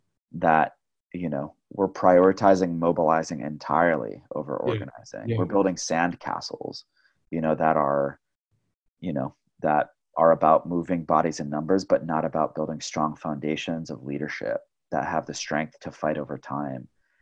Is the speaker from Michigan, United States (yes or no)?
yes; Flint, Michigan, United States; building upon all of these foundations from like growing up in Flint and growing up in the labor movement